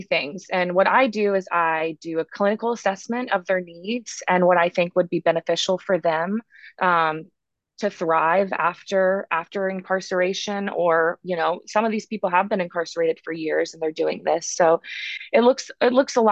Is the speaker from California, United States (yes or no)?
no; Blacksburg, Virginia, United States; moved away as an adult; also born or lived in Manhattan, New York City; now in New York City, United States; I'm actually from Blacksburg, Virginia